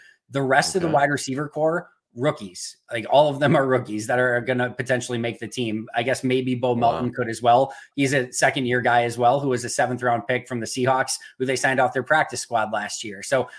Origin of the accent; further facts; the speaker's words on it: Green Bay, Wisconsin, United States; basically born and raised in Green Bay, technically born about, 30 minutes north, but moved to Green Bay literally 2 weeks later and was raised obviously in Green Bay.